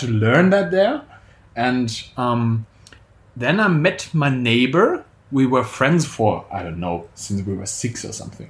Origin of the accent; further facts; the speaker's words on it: Germany; I'm from Germany actually